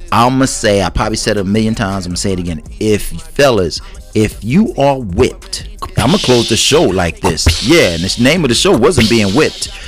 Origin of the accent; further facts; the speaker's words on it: United States; I'm not Puerto Rican. I'm African American.